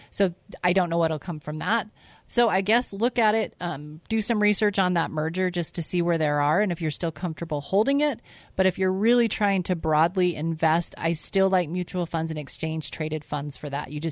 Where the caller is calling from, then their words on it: Eagle, Idaho, United States; I, I am like … from Eagle.